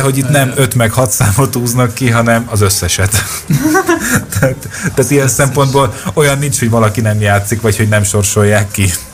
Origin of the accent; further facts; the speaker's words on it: Hungary; magyarok vagyunk